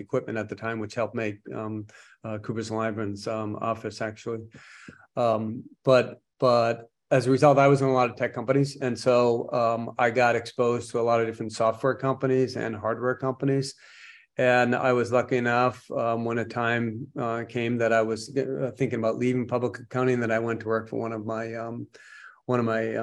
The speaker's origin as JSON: {"language": "English", "town": "Boston", "region": "Massachusetts", "country": "United States", "tie": "born or raised there", "said": "I was born and raised in Boston. Yeah, just outside of Boston, about 15, 20 miles north of Boston"}